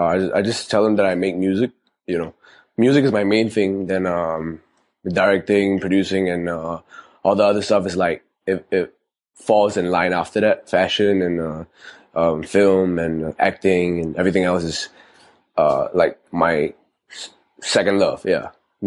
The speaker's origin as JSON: {"language": "English", "country": "Singapore", "tie": "born or raised there", "said": "I grew up in Ghim Moh. I spent my whole life in Ghim Moh, like 18 years. Ghim Moh, Queenstown-ish. That whole area, that whole stretch, Commonwealth, that's like where I spent like my whole"}